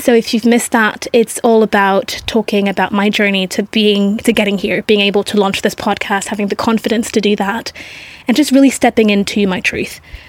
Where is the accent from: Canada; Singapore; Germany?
Singapore; growing up, I grew up in Singapore in a very Asian culture, in a French school.